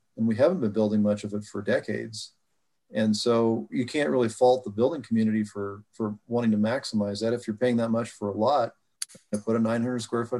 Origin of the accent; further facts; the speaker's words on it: Idaho, United States; now in Oregon, United States; my home state of Idaho